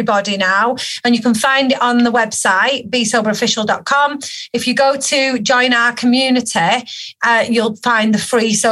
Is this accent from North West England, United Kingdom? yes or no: yes; Manchester, North West England, United Kingdom; accent: Manc; my little mank accent